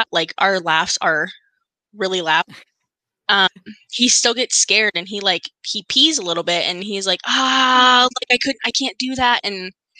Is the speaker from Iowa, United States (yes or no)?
no; North Dakota, United States; we're from North Dakota.